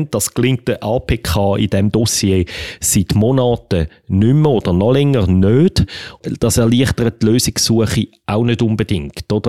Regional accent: Switzerland; und gleichzeitig ist halt in als Schweizer das Bedürfnis extrem stark

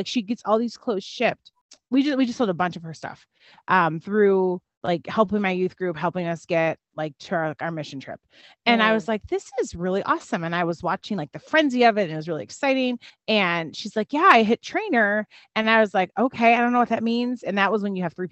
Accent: Chicago, Illinois, United States; moved away; also born or lived in Terre Haute, Indiana; I grew up in Chicago, Illinois

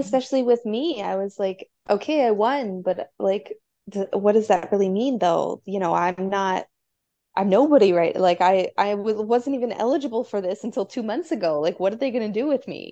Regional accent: Chicago, Illinois, United States; I'm from Chicago

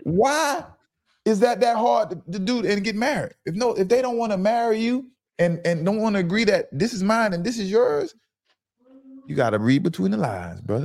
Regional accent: Fort Lauderdale, Florida, United States; I'm from Lauderdale.

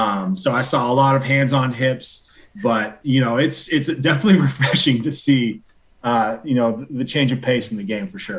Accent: Spokane, Washington, United States; also born or lived in Ellensburg; I was born in Spokane

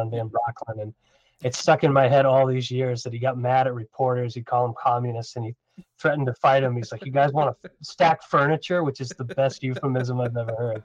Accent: New England, United States; when I was a kid growing up in New England

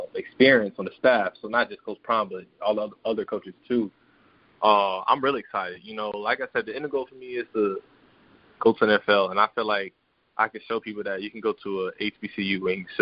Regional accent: Tampa, Florida, United States; moved away as an adult; also born or lived in Mississippi; now in Jackson, United States; I'm from Tampa

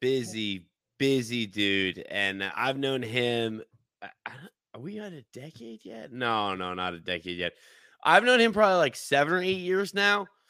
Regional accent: Seattle, Washington, United States; we grew up in Seattle

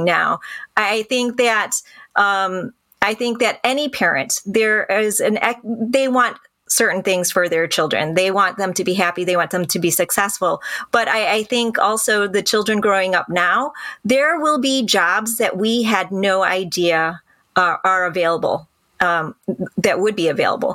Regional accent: Birmingham, Michigan, United States; I went to Birmingham schools. I grew up in the Birmingham School Public District

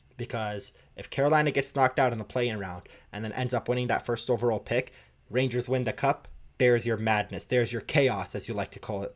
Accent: Toronto, Ontario, Canada; I grew up in Toronto

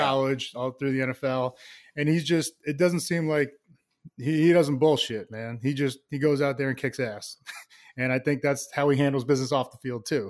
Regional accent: Plainville, Massachusetts, United States; I loved growing up there. Uh, small town, Plainville, Massachusetts.

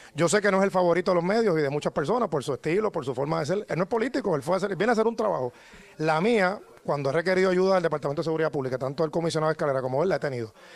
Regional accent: San Juan, Puerto Rico; como ciudadano, como sanjuanero

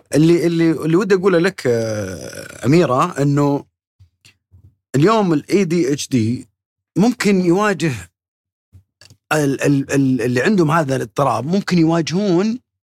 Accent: Saudi Arabia; عندنا في السعوديه

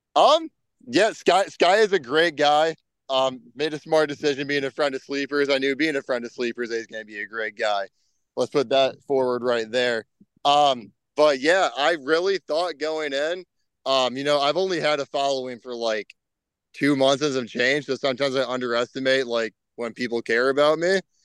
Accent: Illinois, United States; Illinois is my home state

